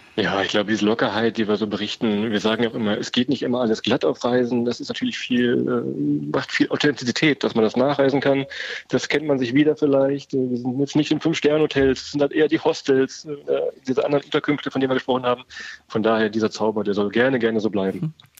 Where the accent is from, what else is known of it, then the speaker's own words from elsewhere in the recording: Weserbergland, Germany; Wir kommen ja aus dem Weserbergland, eine so der ganz unbekanntesten Ecken in Deutschland